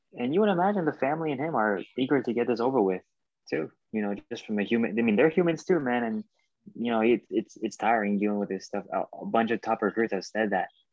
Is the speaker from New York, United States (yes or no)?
no; Florida, United States; moved away; I'm from Florida